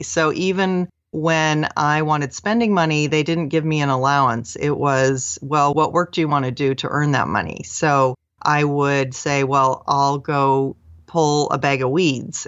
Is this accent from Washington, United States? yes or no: yes; Seattle, Washington, United States; I grew up in the Seattle area